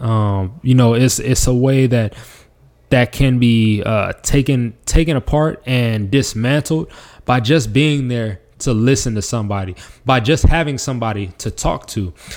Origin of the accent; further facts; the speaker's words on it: Las Vegas, Nevada, United States; moved away; my hometown of Las Vegas, Nevada